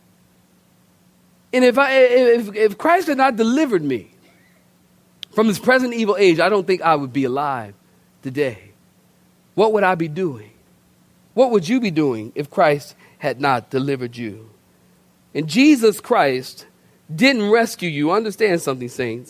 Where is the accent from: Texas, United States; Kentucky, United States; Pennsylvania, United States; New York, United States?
Pennsylvania, United States; Philadelphia; moved away; also born or lived in Oceanside, California; I'm from Philadelphia originally.